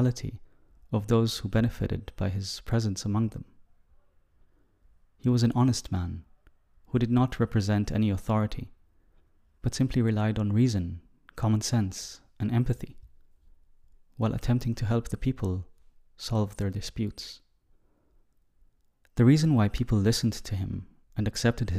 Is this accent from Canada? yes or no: no; Israel; Growing up in Israel, even though I come from a relatively secular family